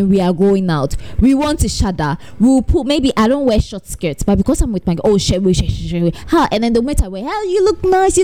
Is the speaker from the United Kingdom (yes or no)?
no; Ghana; I'm typical Ghanaian